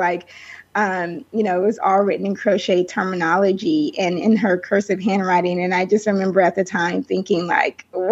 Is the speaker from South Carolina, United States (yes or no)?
yes; South Carolina, United States; also born or lived in Denver, Colorado; I was born in Denver, Colorado. But I actually grew up in South Carolina. So I moved to South Carolina with my mom and my sisters when I was 5 years old. So, the South is home for me